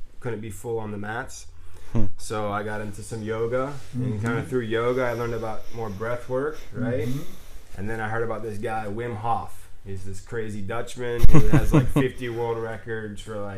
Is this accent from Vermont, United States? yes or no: no; Destin, Florida, United States; I'm from Destin, Florida